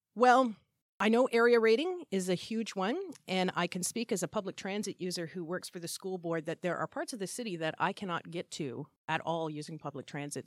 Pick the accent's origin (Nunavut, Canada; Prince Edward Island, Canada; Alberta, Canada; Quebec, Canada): Nunavut, Canada; Iqaluit; now in Hamilton, Canada; I was originally from Frobisher Bay, Baffin Island, Northwest Territories, which is now E. Callawit, Baffin Island, Nunavut